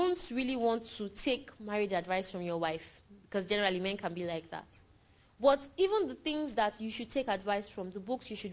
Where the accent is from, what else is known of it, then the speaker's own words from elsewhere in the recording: Nigeria; I'm less a Nigerian than Buhari is